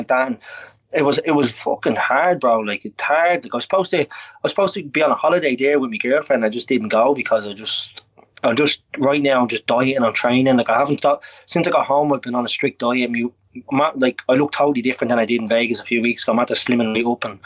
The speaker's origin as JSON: {"language": "English", "country": "Ireland", "said": "I'm an Irish man"}